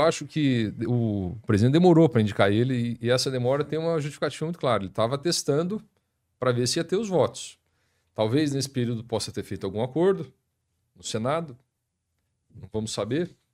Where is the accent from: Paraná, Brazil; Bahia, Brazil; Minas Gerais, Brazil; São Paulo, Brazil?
Paraná, Brazil; Maringá; also born or lived in Curitiba; Mas eu nasci em Maringá, estudei aqui a, a vida escolar toda até o terceiro colegial.